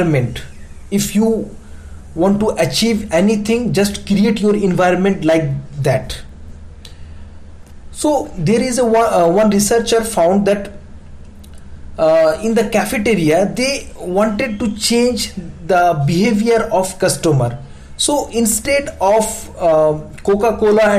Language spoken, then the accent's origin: English; India; as we Indian